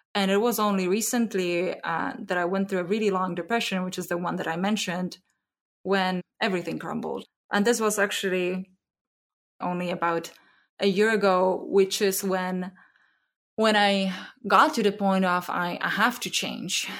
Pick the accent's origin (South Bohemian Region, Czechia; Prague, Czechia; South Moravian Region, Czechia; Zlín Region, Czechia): Zlín Region, Czechia; Zlín; moved away as an adult; now in Bay Area, United States; I grew up in the Czech Republic in a small town called Zlín